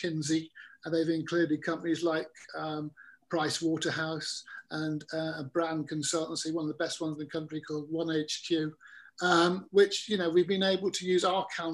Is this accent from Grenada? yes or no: no; England, United Kingdom; I'm an Englishman. I mean, I'm not Welsh